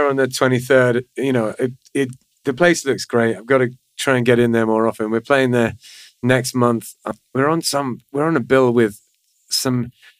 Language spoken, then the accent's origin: English; Manchester, North West England, United Kingdom; moved away as an adult; now in Florida, United States; I came all the way from Manchester